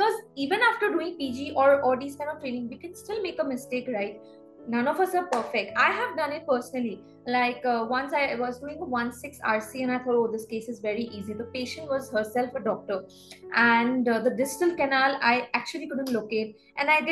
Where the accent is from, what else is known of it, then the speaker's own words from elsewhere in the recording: Guwahati, Assam, India; moved away as an adult; also born or lived in Bangalore; now in Mumbai, India; Guwahati, my hometown